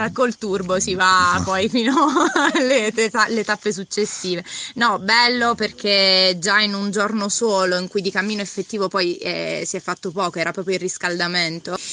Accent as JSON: {"language": "Italian", "town": "Foggia", "region": "Apulia", "country": "Italy", "lives_now": "Bari, Italy", "said": "vengo da Foggia e vivo a Bari"}